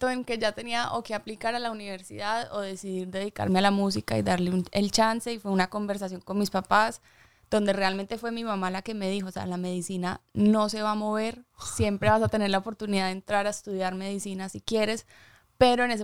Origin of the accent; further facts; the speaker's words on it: Medellín, Antioquia, Colombia; also born or lived in United States; Pues crecí, o sea, a los siete nos fuimos de Estados Unidos